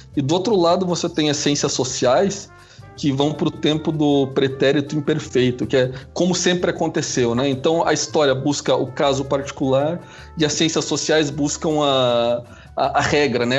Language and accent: Portuguese; Curitiba, Paraná, Brazil; pelo sotaque, vocês já vão perceber que eu sou de Curitiba